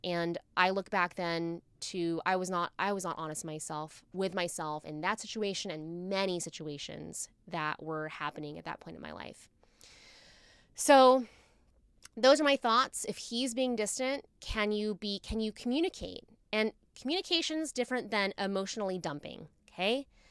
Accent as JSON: {"language": "English", "region": "Virginia", "country": "United States", "said": "I'm from Virginia, so it's, like, people marry their high school sweethearts all the time"}